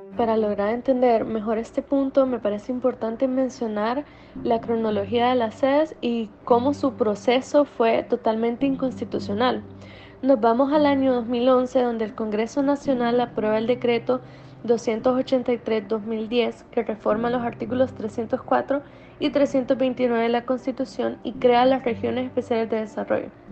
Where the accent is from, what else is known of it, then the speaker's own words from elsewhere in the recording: Honduras; nosotros como hondureños